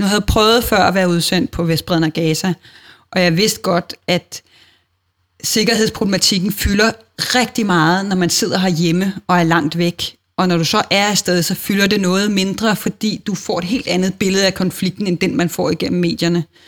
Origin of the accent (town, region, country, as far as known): Denmark